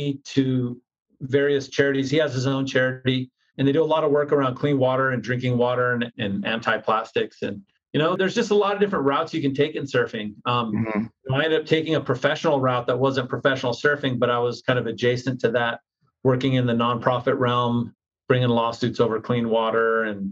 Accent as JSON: {"language": "English", "town": "Vista", "region": "California", "country": "United States", "tie": "born or raised there", "said": "growing up in Vista, being a fisherman and a surfer"}